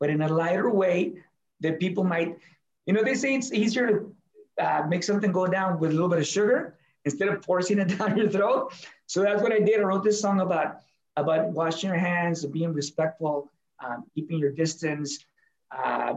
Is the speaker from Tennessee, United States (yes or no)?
no; Laredo, Texas, United States; here in Laredo, my hometown